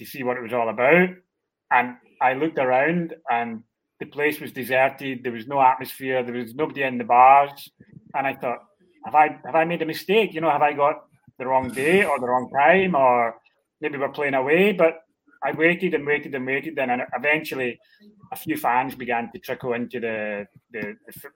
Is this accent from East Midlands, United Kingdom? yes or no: no; Glasgow, Scotland, United Kingdom; moved away as an adult; now in Verona, Italy; I'm originally Scottish, as you maybe detect from the accent.